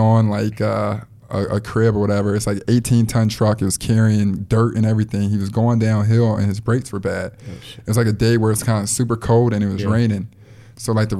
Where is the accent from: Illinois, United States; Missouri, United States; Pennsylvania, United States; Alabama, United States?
Illinois, United States; Chicago; I'm from Chicago.